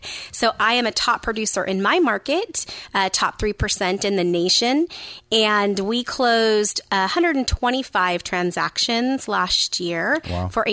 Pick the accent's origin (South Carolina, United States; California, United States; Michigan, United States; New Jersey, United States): California, United States; San Jose; I also grew up in the Bay Area. I grew up in San Jose